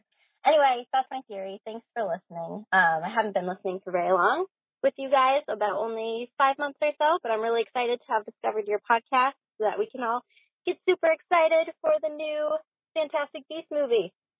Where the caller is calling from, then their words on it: Maine, United States; I'm calling from Maine.